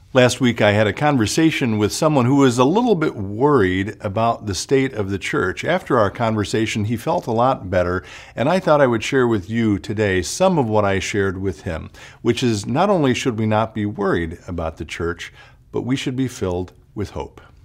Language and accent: English; Chicago, Illinois, United States; now in Minnesota, United States; I grew up outside of Chicago